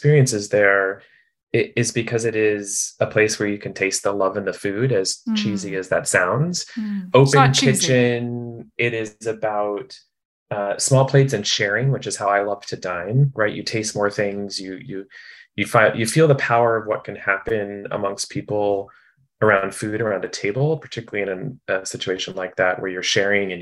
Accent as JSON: {"language": "English", "town": "Shawnee", "region": "Kansas", "country": "United States", "tie": "born or raised there", "also_born_or_lived": "Lawrence, Kansas / Boston", "moved": "as an adult", "said": "I grew up in Kansas City, suburbs of Kansas City. Yeah, Shawnee, kind of Overland Park area. Born in Lawrence, Kansas"}